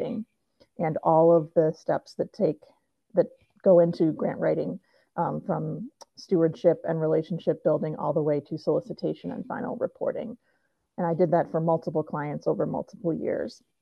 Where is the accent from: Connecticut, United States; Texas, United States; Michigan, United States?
Michigan, United States; Detroit; moved away as an adult; also born or lived in Granville, Ohio; now in Madison, United States; I am originally from Michigan, Metro Detroit area